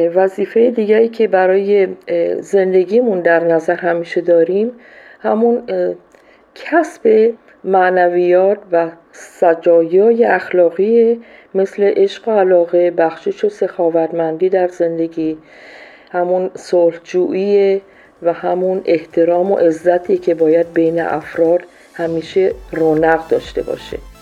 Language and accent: Persian; Iran; moved away as an adult; also born or lived in Colombia / Peru; now in Ecuador; من از سال 76 از ایران بیرون اومدم و رفتم کلمبیا بعد از اون رفتم پرو بعدشم اکوادور هستم